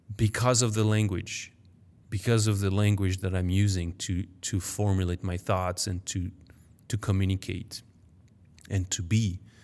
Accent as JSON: {"language": "English", "town": "Paris", "region": "Île-de-France", "country": "France", "tie": "born or raised there", "also_born_or_lived": "United States", "first_language": "French", "second_language": "English", "moved": "as an adult", "said": "I was born in Paris, I grew up there"}